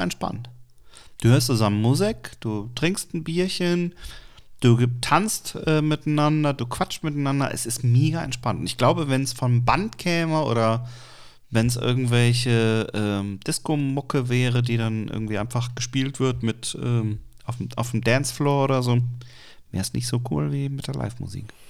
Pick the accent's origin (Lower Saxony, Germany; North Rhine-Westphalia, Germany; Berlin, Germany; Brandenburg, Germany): North Rhine-Westphalia, Germany; Cologne; wir kommen übrigens aus Cologne.